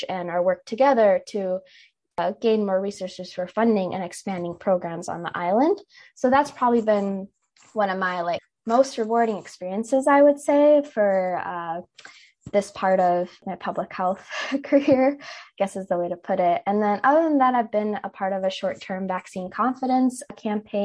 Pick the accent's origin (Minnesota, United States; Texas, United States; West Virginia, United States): Minnesota, United States; I was born and raised in Minnesota, but my parents immigrated from India about 22 years ago now